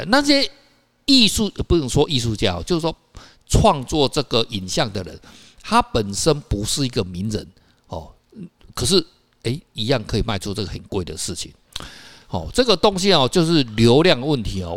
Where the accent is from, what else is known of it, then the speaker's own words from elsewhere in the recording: Taiwan; 我们台湾人不知道嘛